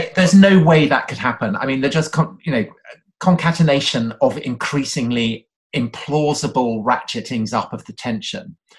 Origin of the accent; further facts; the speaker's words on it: outside Salisbury, South West England, United Kingdom; we we grew up outside Salisbury